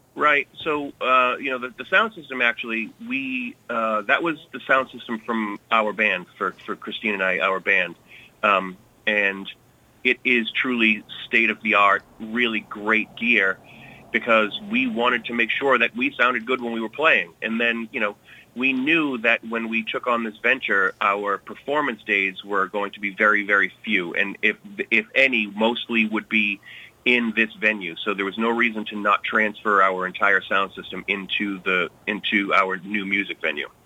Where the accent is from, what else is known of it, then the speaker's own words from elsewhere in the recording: Billerica, Massachusetts, United States; moved away as an adult; also born or lived in Lowell / New York City; I grew up in Billerica, but spent most of my time actually in Lowell.